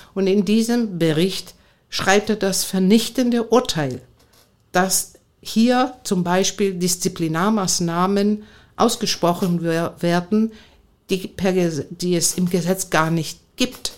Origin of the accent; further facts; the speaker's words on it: Athens, Attica, Greece; German is a second language; moved away as an adult; also born or lived in Bonn / Frankfurt am Main / Meissen; now in Cottbus, Germany; ich bin gebürtig aus Athen und bin äh, seit 41 Jahren in Deutschland äh, damals als 18-Jährige ins polareiskalte Wasser äh, gesprungen